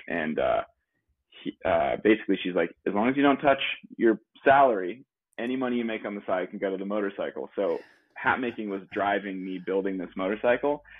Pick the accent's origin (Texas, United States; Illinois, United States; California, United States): California, United States; La Mesa; also born or lived in Leucadia, California; I am originally from San Diego. Uh, little little part. San Diego's pretty big, so East County, San Diego, La Mesa